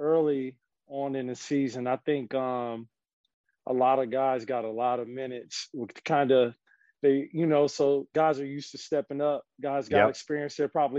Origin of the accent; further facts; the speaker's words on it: Minnesota, United States; now in Florida, United States; I'm from Minnesota